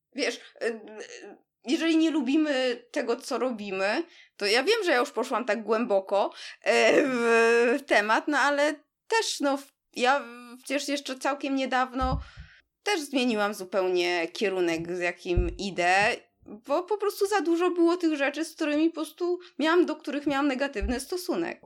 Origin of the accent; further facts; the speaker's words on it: Warsaw, Masovian Voivodeship, Poland; jesteśmy oboje z Warszawy